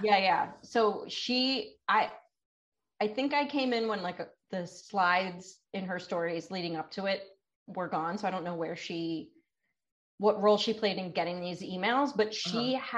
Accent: Delaware, United States; I'm from Delaware

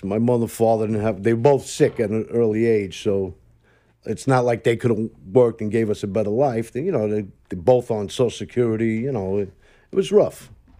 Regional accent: New York City, New York, United States; also born or lived in Bushwick, Brooklyn; I come from Knickerbocker. You know, Bushwick, and my father hung out with a lot of Bonanno guys. Then we moved to Queens, you know.

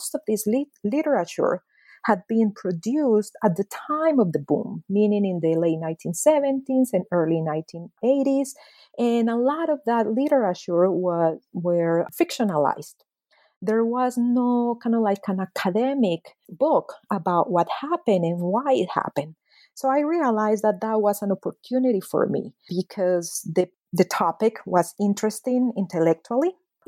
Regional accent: Medellin, Antioquia, Colombia; So because I was born and raised in Medellin, because my mother and my mother's family are paisas from Medellin, I always felt that I wanted to explore more my other side of the family, you know, the Guajira side.

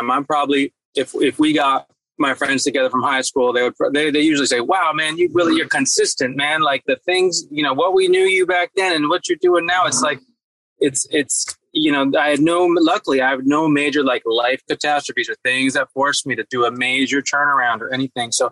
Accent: East Coast, United States; also born or lived in Berkeley, United States; Yeah, I grew up on the East Coast too. My dad's in Rhode Island, and I was on the East Coast. My mom is in is in the Bay Area in Berkeley.

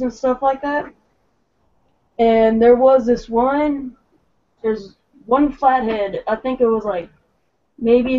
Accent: Rappahannock River, Virginia, United States; I grew up on the Rappahannock

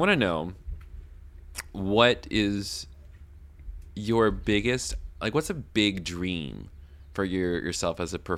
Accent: Western North Carolina, United States; I'm from Western North Carolina.

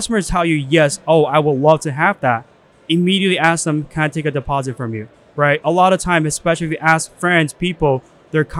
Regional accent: China; now in United States; I was born in China

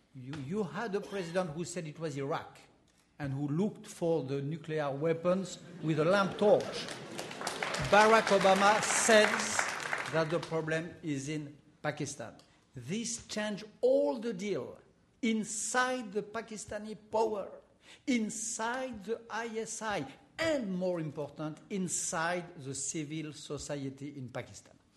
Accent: France; accent: French; English is a second language; my French accent

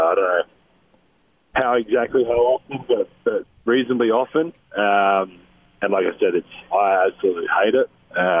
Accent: Australia; moved away; I'm Australian, I've grown up there

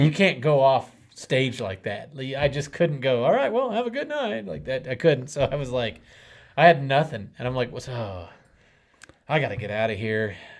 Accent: Kansas, United States; we're from Kansas

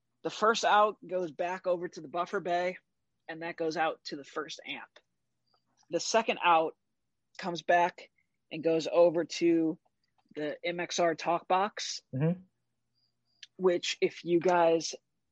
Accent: St. Louis, Missouri, United States; I was playing in my hometown, which is St. Louis, Missouri.

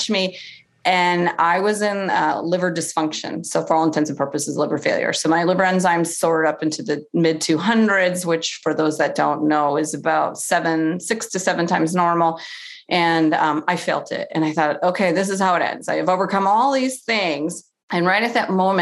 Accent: Cleveland, Ohio, United States; I'm from Cleveland

